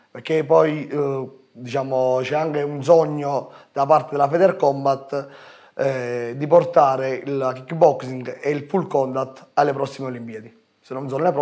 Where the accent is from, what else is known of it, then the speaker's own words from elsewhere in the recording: Ariano Irpino, Campania, Italy; Ci sono io, che sono di Ariano, eh, Paolo Di Rubbo di Montecalvo, il figlio del professore, e Gianmarco Maltese da Grotta Minarda.